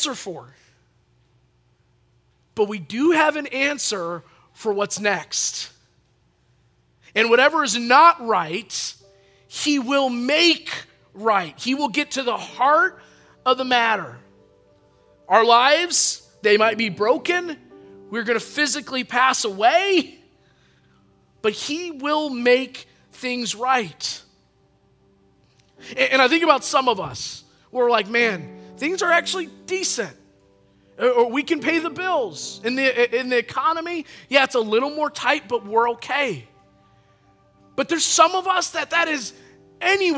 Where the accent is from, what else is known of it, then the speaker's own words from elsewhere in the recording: Chelsea, Michigan, United States; I grew up in Chelsea, Michigan, and that's pretty close in between Ann Arbor and Lansing